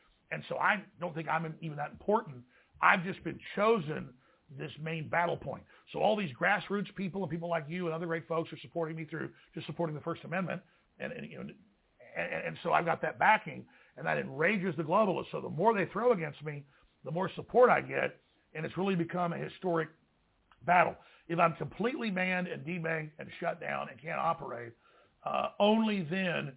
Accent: Dallas, Texas, United States; growing up in Dallas

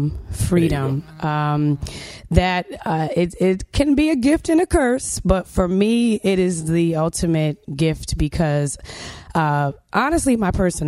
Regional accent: New Haven, Connecticut, United States; moved away as an adult; now in Washington, D.C., United States; I'm originally from New Haven, Connecticut, but I've been living in the Washington, D.C. area for like a good 20 plus years.

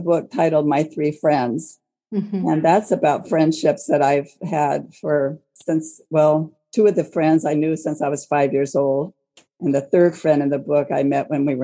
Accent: Portland, Oregon, United States; now in Longview, United States; I live in Longview, Washington, but I grew up in Portland, Oregon.

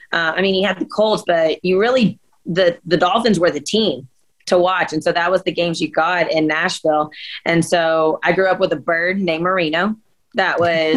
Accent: Scotland, United Kingdom; I'm Scottish. So, and that's actually filmed where my family lives in Scotland.

